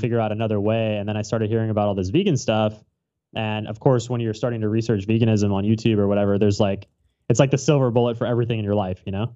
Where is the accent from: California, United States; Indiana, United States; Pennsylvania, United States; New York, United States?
California, United States; Orange County, Southern; moved away as an adult; now in Hawaii, United States; I'm from Southern California, Orange County, to be specific